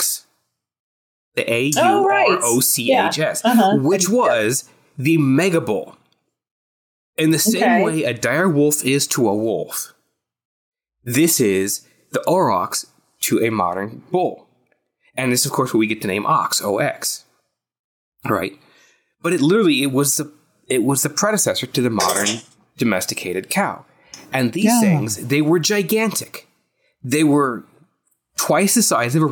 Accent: the South, United States; growing up in the South, we had a lot of equestrian and cattle raising

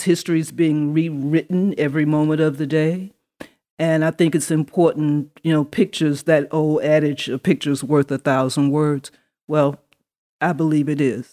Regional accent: Atlanta, Georgia, United States; also born or lived in Neptune, New Jersey; I grew up here in Atlanta, Georgia. Um, I was, for whatever strange reason, born in Neptune, New Jersey, of all places

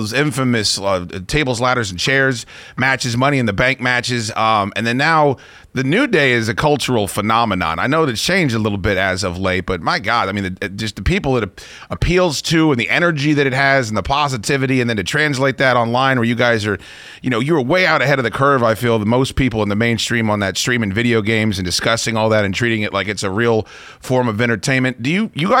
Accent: Northern Virginia, United States; I'm from here. I was born in Northern Virginia. I've done radio here my whole life.

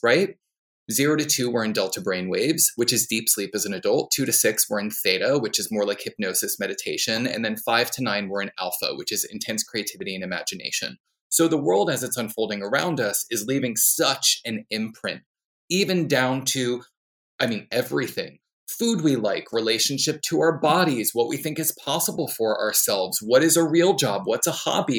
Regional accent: New Jersey, United States; I'm from New Jersey

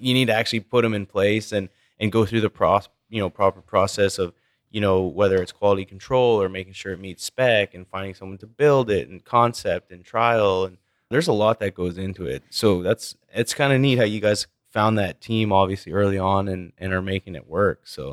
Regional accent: Canada; a Canadian like myself

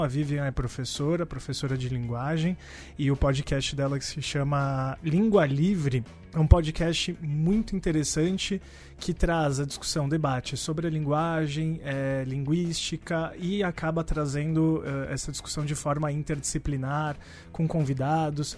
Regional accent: São Paulo, Brazil; Eu tô do outro lado ali, já na divisa de Adema e tal, mas Parque Bristol

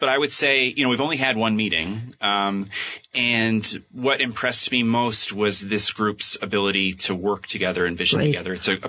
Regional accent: Sutton, Vermont, United States; I grew up in the Northeast Kingdom in a small town called Sutton

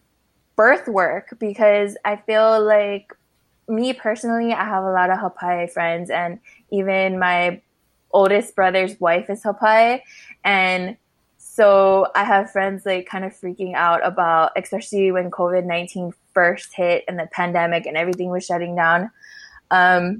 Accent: Honolulu, Hawaii, United States; now in Texas, United States; I come from Papakule Oahu, and I'm now residing in Texas

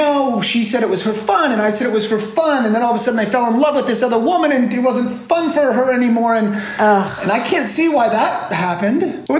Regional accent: New Jersey, United States; moved away as an adult; also born or lived in Florida; now in California, United States; I am from Florida. I was born in Florida, raised in New Jersey, hopscotched up and down the East Coast.

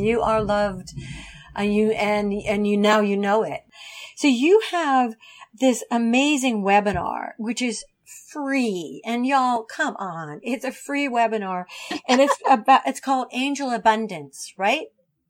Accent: Ohio, United States; I grew up in Ohio. I grew up in a small town in Ohio.

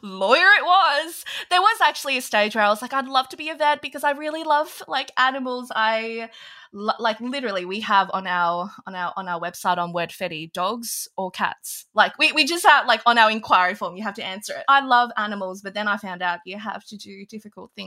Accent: Australia; also born or lived in Hong Kong; I was actually born in Hong Kong back when they were owned by the British. So I actually have an English passport, but we moved to Australia when I was very young. So I think literally when I was like 2 or 3, we moved.

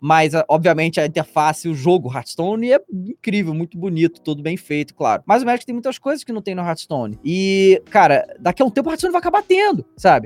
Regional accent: Rio de Janeiro, Brazil; moved away as an adult; now in São Paulo, Brazil; eu sou do Rio de Janeiro, né? Eu me mudei há um ano atrás, aqui para São Paulo agora

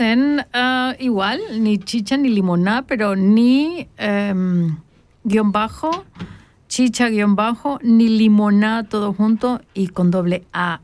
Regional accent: Tapachula, Chiapas, Mexico; now in Switzerland; hasta Tapachula, de donde yo soy

